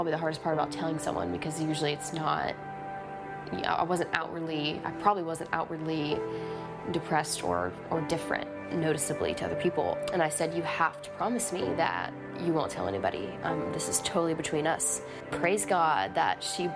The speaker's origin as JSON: {"language": "English", "region": "Tennessee", "country": "United States", "tie": "born or raised there", "also_born_or_lived": "Florida", "lives_now": "Mississippi, United States", "said": "we moved to Tennessee from Florida when I was 10 years old in the middle of the school year"}